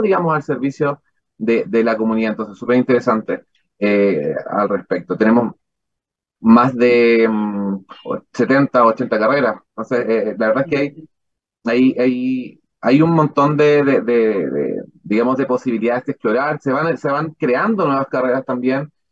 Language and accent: Spanish; La Serena, Coquimbo, Chile; moved away as an adult; also born or lived in Frutillar / Puerto Williams; soy de La Serena, soy de otra región